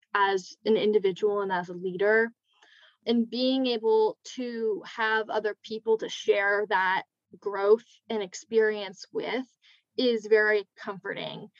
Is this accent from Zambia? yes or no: no; California, United States; moved away as an adult; I'm from California